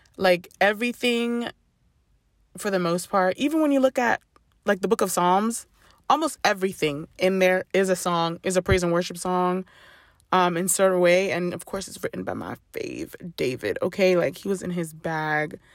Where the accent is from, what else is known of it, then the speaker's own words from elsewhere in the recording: Ghana; I grew up Ghanaian. I am Ghanaian through and through